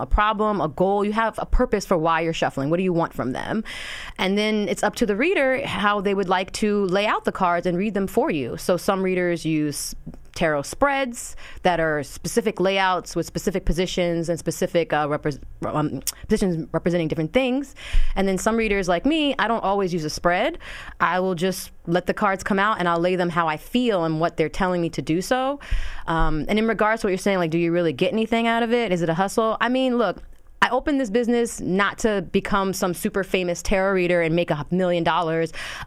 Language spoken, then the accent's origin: English; Neptune, New Jersey, United States; born and raised in Neptune, New Jersey